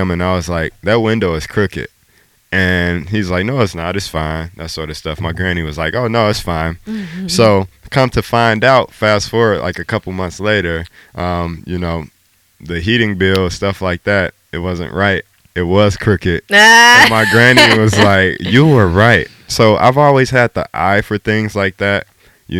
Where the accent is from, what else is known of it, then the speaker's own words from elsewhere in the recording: Chicago, Illinois, United States; moved away; born and raised in Chicago. That's my hometown. That's where I grew up